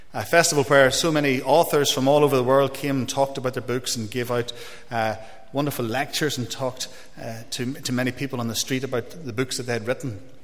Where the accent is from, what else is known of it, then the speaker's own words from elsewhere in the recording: Dungannon, Northern Ireland, United Kingdom; moved away as an adult; also born or lived in Coleraine; now in Italy; originally, I'm from Dungannon, as is my wife Tracy